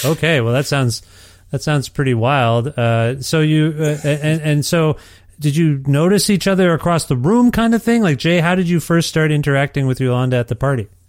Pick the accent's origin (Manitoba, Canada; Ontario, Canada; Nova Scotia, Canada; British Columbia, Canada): Ontario, Canada; now in Alberta, Canada; I'm from Ontario and we have all the seasons